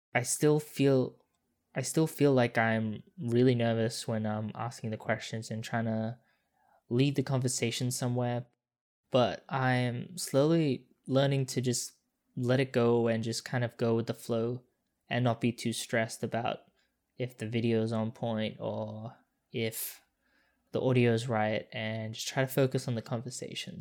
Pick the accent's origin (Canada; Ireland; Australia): Australia; Perth, Western Australia; moved away as an adult; also born or lived in Singapore; now in Sydney, Australia; I grew up in Singapore for four years, then, like, Perth, like, pretty much until, like, two years ago.